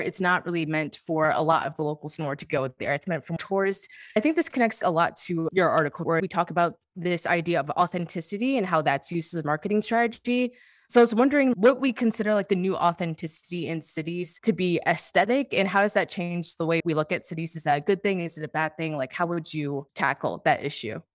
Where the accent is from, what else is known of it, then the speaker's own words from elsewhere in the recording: Washington, District of Columbia, United States; moved away as an adult; also born or lived in New York; I'm from Washington, D C